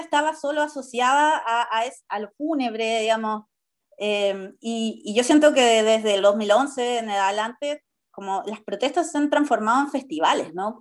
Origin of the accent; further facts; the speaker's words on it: Chile; como sociedad chilena